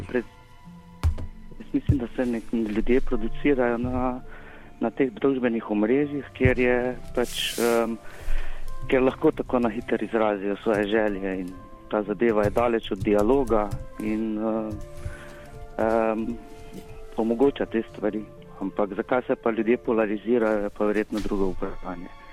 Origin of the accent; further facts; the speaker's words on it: Slovenia; smo Slovenci